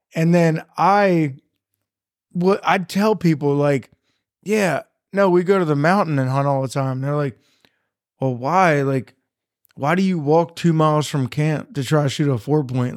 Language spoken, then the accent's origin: English; Carroll County, Maryland, United States; I grew up in Carroll County, Maryland